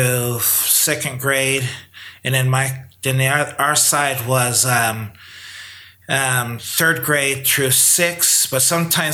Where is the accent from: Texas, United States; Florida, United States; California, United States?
California, United States; Lancaster; I grew up there in Lancaster